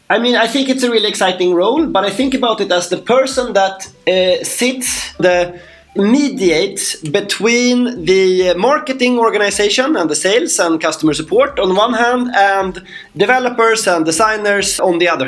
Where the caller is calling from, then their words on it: Stockholm, Stockholm County, Sweden; Uh, I'm from Stockholm. I have uh, lots of snow outside my window as well, so it's very nice.